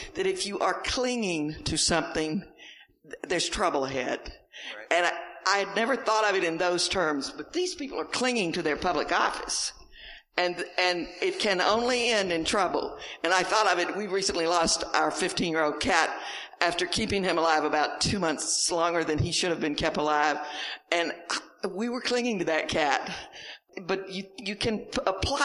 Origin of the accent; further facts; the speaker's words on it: the South, United States; accent: Southern; I came from the South